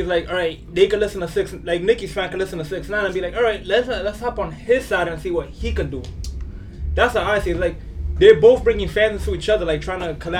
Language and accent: English; New York City, New York, United States; I'm from Queens